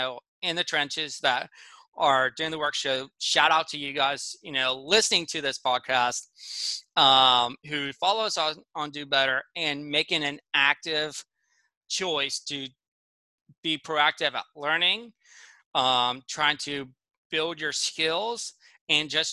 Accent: Pennsylvania, United States; I grew up in Pennsylvania

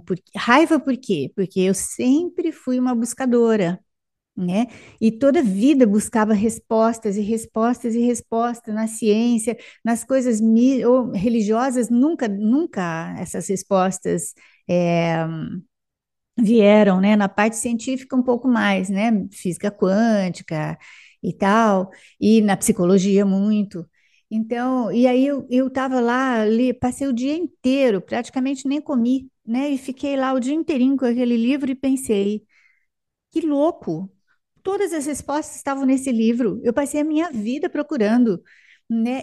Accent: Araçatuba, São Paulo, Brazil; now in São José do Rio Preto, Brazil; Pertinho daqui, Araçatuba

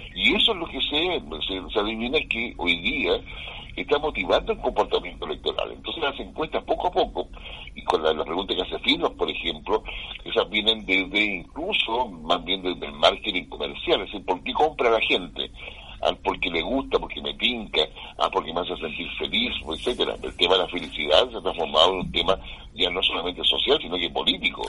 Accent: Chile; acá en, América Latina y particularmente en Chile, por nuestra cultura, nuestra idiosincrasia

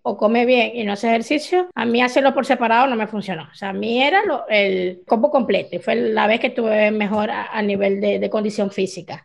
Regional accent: Venezuela; así somos los venezolanos

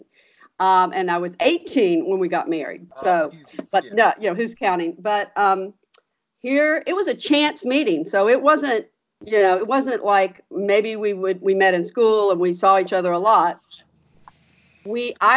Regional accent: Gulfport, Mississippi, United States; also born or lived in St. Louis, Missouri; I was born in St. Louis, Missouri, and ended up growing up in Gulfport, Mississippi

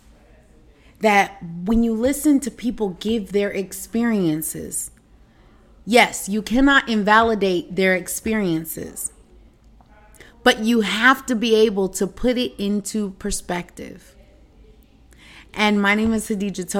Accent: United States; moved away as an adult; also born or lived in China; as Americans

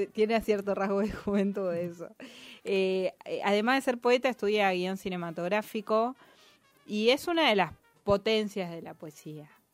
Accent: Merlo, Buenos Aires Province, Argentina; yo soy de Merlo

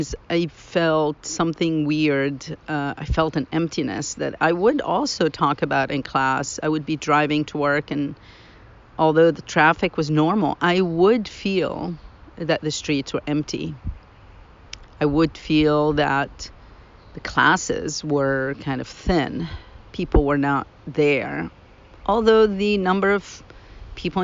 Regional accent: Lebanon; moved away as an adult; now in United States; I grew up in Lebanon.

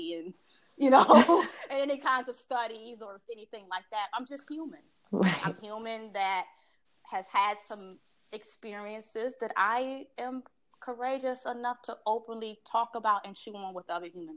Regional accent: Washington, District of Columbia, United States; I'm a native Washingtonian. I don't know how many generations, but anywho, I've lived most of my life in this very insular Maryland, D.C., Virginia bubble

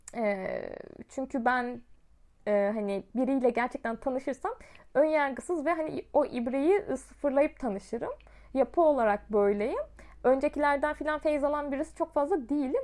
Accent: Osmaniye, Turkey

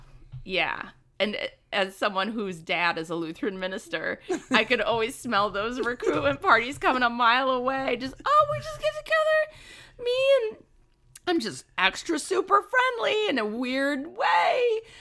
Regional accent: Minnesota, United States; Growing up in Minnesota

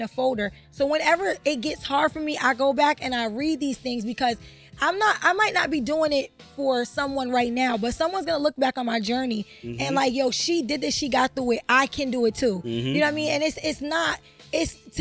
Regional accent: Connecticut, United States

